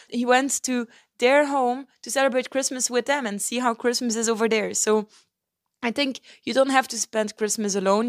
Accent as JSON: {"language": "English", "country": "Belgium", "tie": "born or raised there", "also_born_or_lived": "Turkey", "moved": "as an adult", "said": "I'm home in Belgium. in my hometown with my family"}